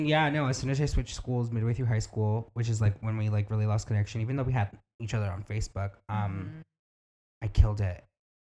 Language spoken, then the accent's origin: English; Miami, Florida, United States; accent: Miami; now in Los Angeles, United States; We're both from Miami